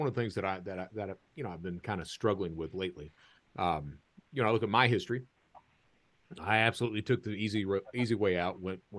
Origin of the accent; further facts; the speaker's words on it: Eastern Kentucky, United States; I'm from Eastern Kentucky